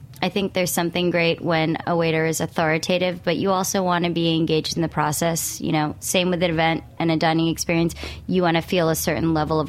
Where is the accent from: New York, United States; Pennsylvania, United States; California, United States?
New York, United States; as a New Yorker